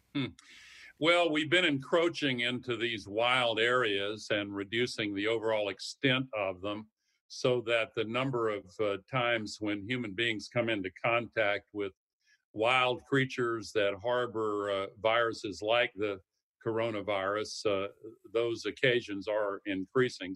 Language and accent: English; the South, United States; I come from the South